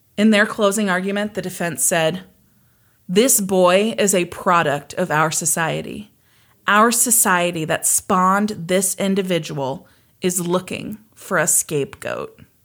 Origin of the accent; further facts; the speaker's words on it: Kansas, United States; I was born and raised in Kansas